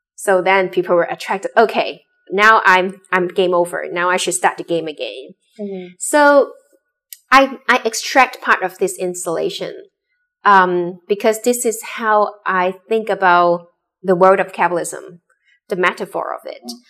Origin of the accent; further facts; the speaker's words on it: Hong Kong; also born or lived in Boston; I grew up in Hong Kong